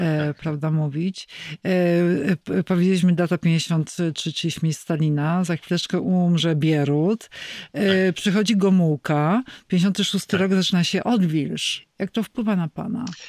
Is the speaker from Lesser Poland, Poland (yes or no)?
yes; Kraków, Lesser Poland, Poland; jako krakowianka